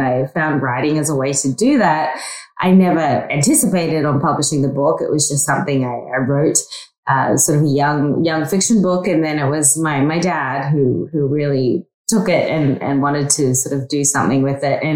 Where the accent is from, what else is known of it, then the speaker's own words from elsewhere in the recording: North Queensland, Australia; moved away; I grew up in Australia, in North Queensland